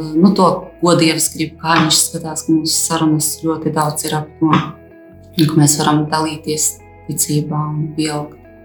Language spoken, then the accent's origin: Latvian; Aglona, Latgale, Latvia; esmu dzimusi un augusi Aglonā, kristīgā ģimene